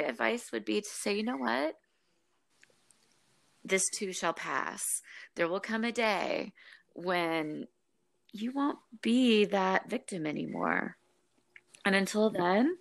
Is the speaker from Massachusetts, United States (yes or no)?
no; Memphis, Tennessee, United States; moved away; I'm originally from Memphis, Tennessee